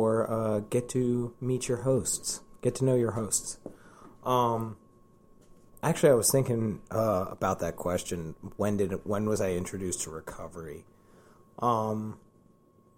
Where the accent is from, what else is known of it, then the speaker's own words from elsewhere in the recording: Columbia, Maryland, United States; I'm born and raised in Columbia, Maryland